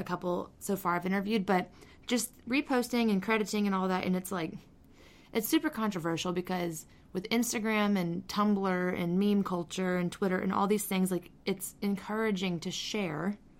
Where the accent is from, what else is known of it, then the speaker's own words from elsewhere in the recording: Phoenix, Arizona, United States; I grew up in Phoenix